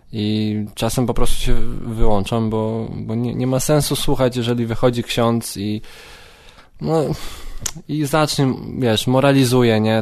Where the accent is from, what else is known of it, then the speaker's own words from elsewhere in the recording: Radymno, Subcarpathian Voivodeship, Poland; moved away as an adult; now in Kraków, Poland; Urodziłem się w Radymnie na Podkarpaciu